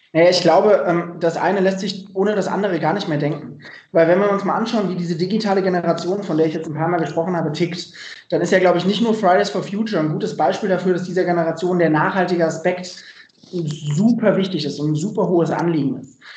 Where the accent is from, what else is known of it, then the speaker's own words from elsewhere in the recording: Dreieich, Hesse, Germany; ich ähm, bin selber in der Nähe von Frankfurt groß geworden, in Dreieich